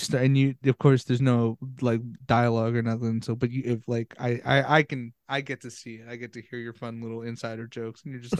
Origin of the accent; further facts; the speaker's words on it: New Jersey, United States; I'm from Jersey. I'm the one who is from, I grew up in Jersey.